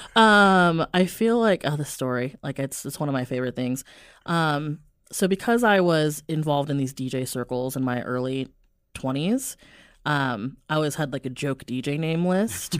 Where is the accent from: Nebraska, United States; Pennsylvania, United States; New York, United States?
Nebraska, United States; Omaha; I'm born and raised Omaha